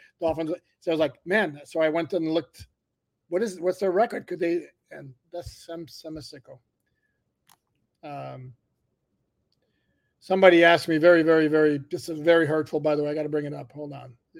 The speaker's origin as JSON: {"language": "English", "town": "Montreal", "region": "Quebec", "country": "Canada", "tie": "born or raised there", "first_language": "French", "second_language": "English", "moved": "yes", "lives_now": "Miami, United States", "said": "born and raised in Montreal"}